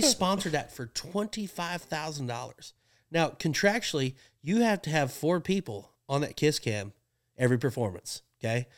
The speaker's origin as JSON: {"language": "English", "town": "Pawhuska", "region": "Oklahoma", "country": "United States", "tie": "born or raised there", "said": "my hometown, like around Pawhuska"}